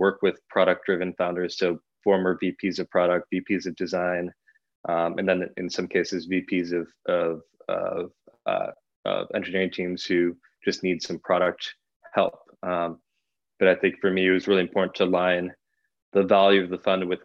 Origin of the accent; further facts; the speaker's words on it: Bay Area, California, United States; I grew up in the Bay Area, about 5 minutes from Sand Hill Road